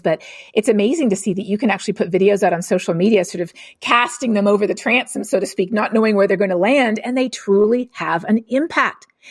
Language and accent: English; Canada; I'm Canadian